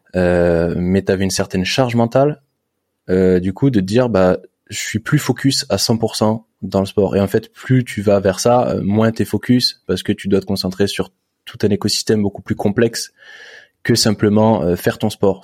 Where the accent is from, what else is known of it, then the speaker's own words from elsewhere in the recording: Saint-Germain-en-Laye, Île-de-France, France; je suis né à Saint-Germain-en-Laye.